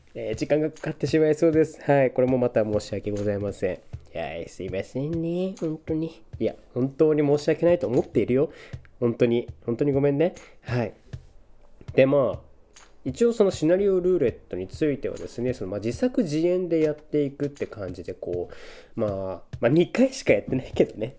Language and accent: Japanese; Niigata, Japan; moved away; 僕の地元である新潟県